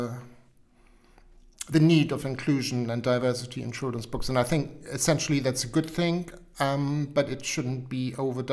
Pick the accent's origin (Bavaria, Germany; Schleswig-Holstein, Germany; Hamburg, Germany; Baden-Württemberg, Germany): Hamburg, Germany; English is a second language; moved away as an adult; also born or lived in Wiltshire; now in United Kingdom; I was born in Hamburg and lived in Hamburg for 25 years